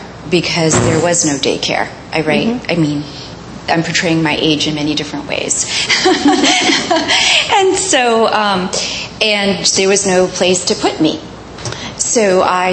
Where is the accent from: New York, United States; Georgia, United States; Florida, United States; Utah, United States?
New York, United States; New York City; also born or lived in Eastern Queens; I was actually born in Manhattan's Chinatown.